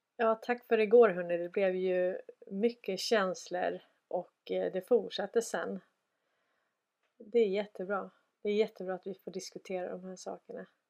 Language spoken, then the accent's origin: Swedish; Sweden